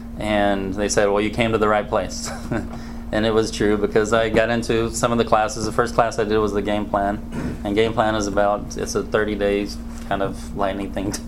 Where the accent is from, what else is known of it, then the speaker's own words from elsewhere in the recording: Brazil; born there; And I was born in Brazil. I'm a missionary's kid